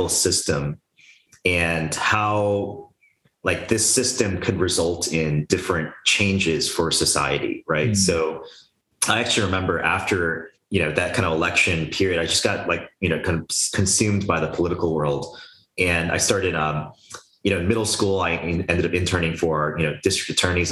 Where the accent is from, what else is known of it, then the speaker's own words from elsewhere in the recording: United States; I was born in the United States, but my parents had immigrated here, you know, from South Korea